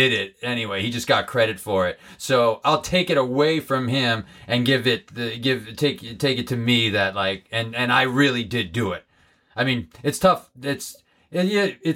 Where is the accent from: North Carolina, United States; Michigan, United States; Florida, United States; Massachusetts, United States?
Massachusetts, United States; Holyoke; my hometown of Holyoke, Massachusetts.